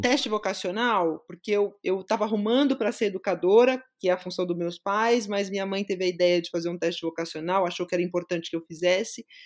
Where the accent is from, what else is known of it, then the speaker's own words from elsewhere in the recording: São Paulo, Brazil; Eu sou de São Paulo mesmo, sou paulistana da Gema, cresci na zona leste da capital